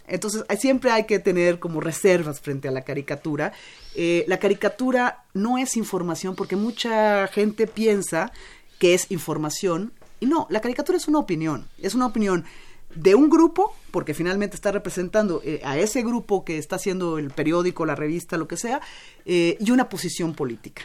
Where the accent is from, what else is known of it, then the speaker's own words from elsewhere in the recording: Mexico; todos somos mexicanos